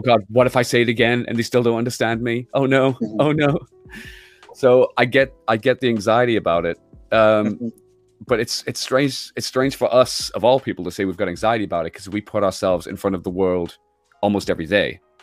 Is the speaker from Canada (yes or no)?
no; United Kingdom